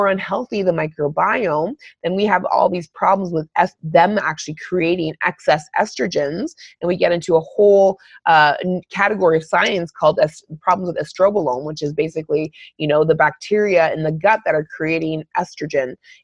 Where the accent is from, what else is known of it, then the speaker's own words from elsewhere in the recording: Northern Ontario, Canada; I grew up in Northern Ontario